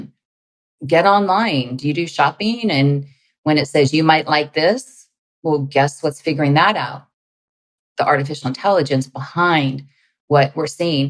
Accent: California, United States; moved away as an adult; also born or lived in Washington, D.C.; I'm from California

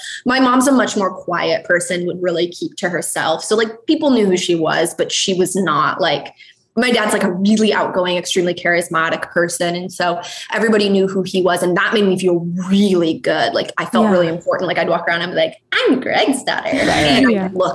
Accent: Montana, United States; I grew up in Montana

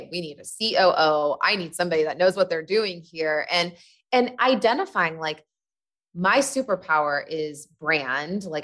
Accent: Midwest, United States; I come from the Midwest and uh, I grew up Catholic

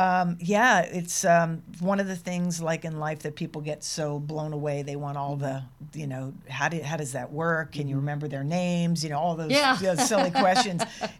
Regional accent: Maryland, United States; I was born in Maryland.

